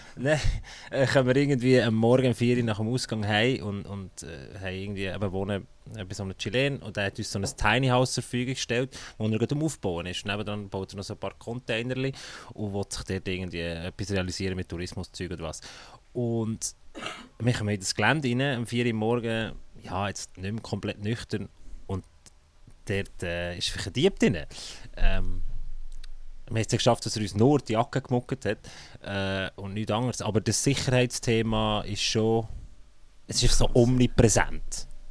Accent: Switzerland; als Schweizer

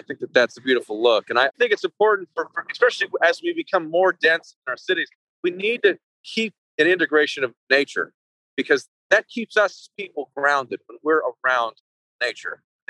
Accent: California, United States; Yeah, like when I was growing up, I played in a lot of soul bands and actually a few big bands.

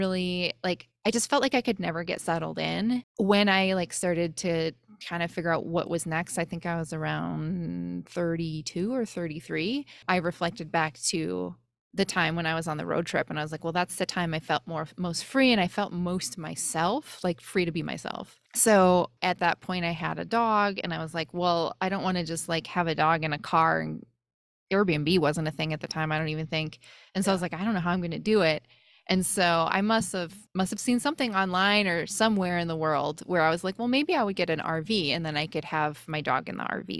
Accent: Wisconsin, United States; moved away; also born or lived in Bay Area, California; I grew up in Wisconsin

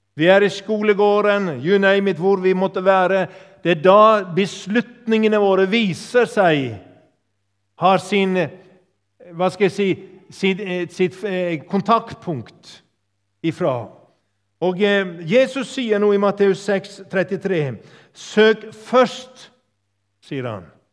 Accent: Sogn, Vestland, Norway; also born or lived in Yndesdal; now in Tysvær, Norway; Opprinnelig kom jeg fra Sogn

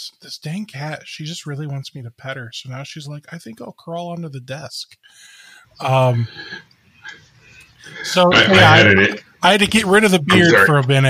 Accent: Cleveland, Ohio, United States; I grew up in the Cleveland area. We moved around a lot

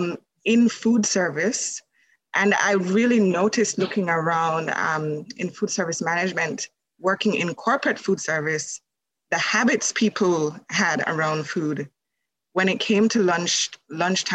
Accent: Jamaica; moved away as an adult; now in Canada; I live in Canada, but I am from Jamaica. So I was born in Jamaica and I came to Canada.

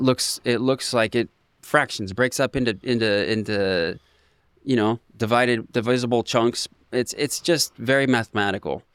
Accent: Ocean Park, Washington, United States; I grew up in Ocean Park

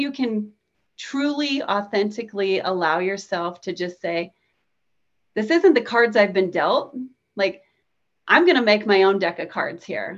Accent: Nebraska, United States; I'm from Nebraska. We get tornadoes here

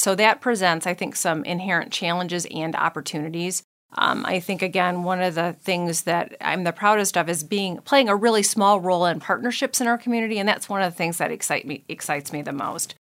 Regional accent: United States; I was born in Saint Clair County, so, you know, hometown girl.

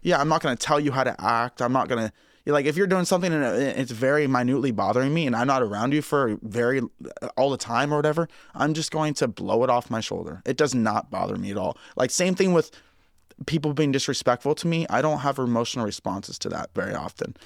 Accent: Ocean Park, Washington, United States; moved away; growing up in Ocean Park

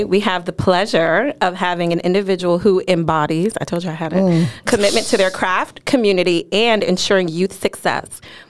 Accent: New York City, New York, United States; Chelsea personifies the motto of her hometown and my hometown of New York

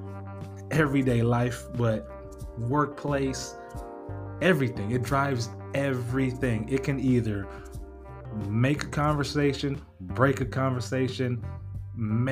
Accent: National City, California, United States; growing up in National City, California. I grew up in a barrio

